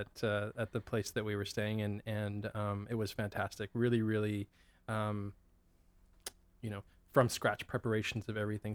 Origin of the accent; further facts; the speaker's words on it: Abbotsford, British Columbia, Canada; also born or lived in Ottawa / Kelowna / Vancouver; grew up in Abbotsford. Yeah. Originally, um, I was born in Ottawa. My parents moved from Ottawa to Kelowna for a few years uh, for my dad's job, and then uh, we moved to Abbotsford when I was seven